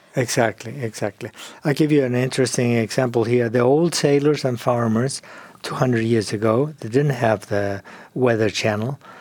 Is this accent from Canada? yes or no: no; Argentina; moved away as an adult; also born or lived in Europe / England; now in California, United States; I grew up in Argentina